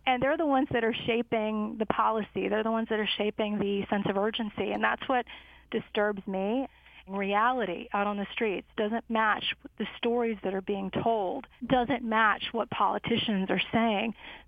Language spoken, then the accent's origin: English; Chicago, Illinois, United States; I'd like to say we grew up in Chicago, me and my sister, and we learned early on that we didn't have a lot of money